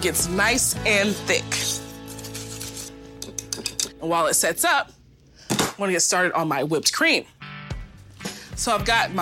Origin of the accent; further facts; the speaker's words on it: Wadmalaw Island, South Carolina, United States; my childhood home on Wadmalaw Island